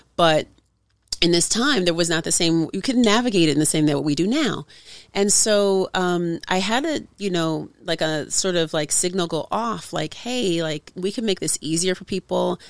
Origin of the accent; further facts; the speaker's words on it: Oakland, California, United States; from Oakland, California